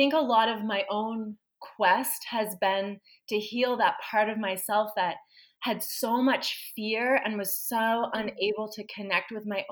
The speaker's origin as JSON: {"language": "English", "town": "Halifax", "region": "Nova Scotia", "country": "Canada", "tie": "born or raised there", "said": "I was born in Halifax, raised in Halifax, specifically the community of Spryfield."}